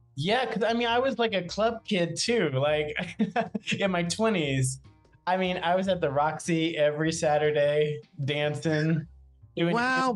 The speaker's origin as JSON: {"language": "English", "town": "Macedonia", "region": "South Carolina", "country": "United States", "tie": "born or raised there", "also_born_or_lived": "New Jersey", "moved": "as an adult", "lives_now": "New York City, United States", "said": "I'm from Charleston like a little teeny tiny town right out, called Macedonia"}